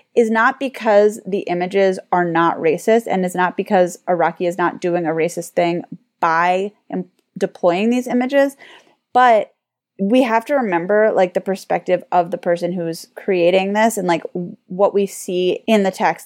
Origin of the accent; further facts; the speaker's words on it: United States; we're American